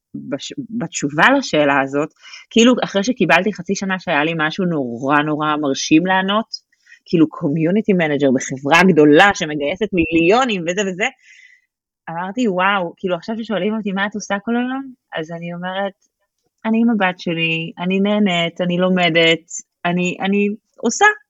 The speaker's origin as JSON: {"language": "Hebrew", "country": "Israel", "tie": "born or raised there", "moved": "as an adult", "lives_now": "Germany", "said": "אני הייתי 27 שנה בארץ"}